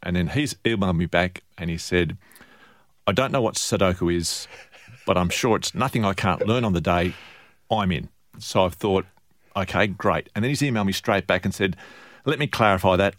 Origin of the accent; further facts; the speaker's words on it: Sydney, New South Wales, Australia; I grew up in Sydney